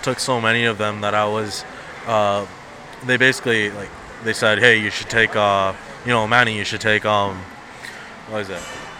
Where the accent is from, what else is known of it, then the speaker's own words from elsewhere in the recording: Canada; first language Punjabi; also born or lived in New Delhi, India; I came to Canada as a child, I wasn't born in Canada. Okay. I was born in India, in New Delhi. So I was brought up as, you know, you speak Punjabi at home